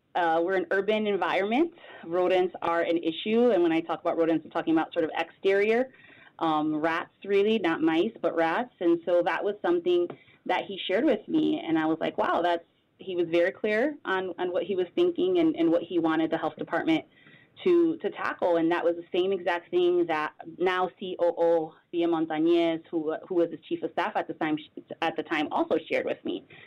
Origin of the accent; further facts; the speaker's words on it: Bridgeport, Connecticut, United States; also born or lived in Hartford, Connecticut; I'm a Connecticut native, born and raised in Bridgeport, Connecticut